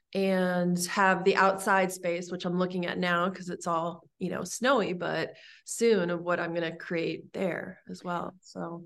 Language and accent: English; Santa Monica, California, United States; moved away as an adult; also born or lived in Los Angeles; now in Michigan, United States; I was born in Santa Monica